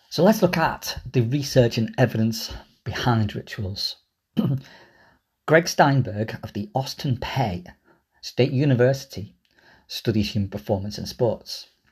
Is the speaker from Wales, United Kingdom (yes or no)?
no; Liverpool, North West England, United Kingdom; I grew up in Liverpool.